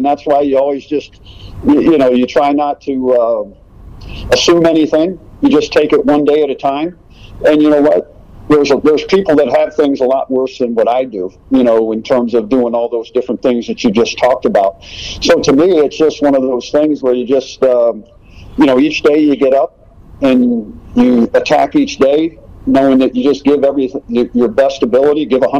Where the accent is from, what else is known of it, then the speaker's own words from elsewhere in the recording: Pennsylvania-Maryland border, United States; I grew up right basically on the Pennsylvania-Maryland border